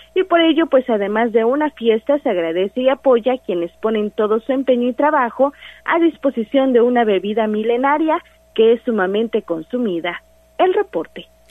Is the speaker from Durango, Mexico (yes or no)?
no; Sierra Negra, near Tehuacán, Puebla, Mexico; vengo de la Sierra Negra, allá por Tehuacán